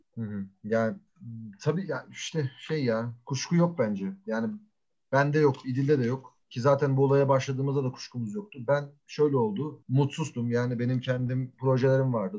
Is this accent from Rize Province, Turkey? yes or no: no; Ankara, Turkey; Çünkü Ankara'da büyüyoruz. Ankara'da büyüdük.